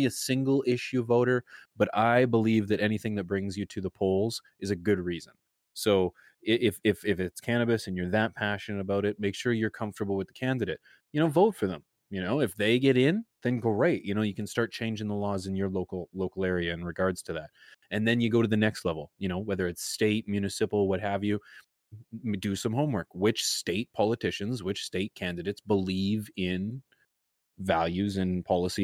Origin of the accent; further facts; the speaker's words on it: Canada; I'm Canadian.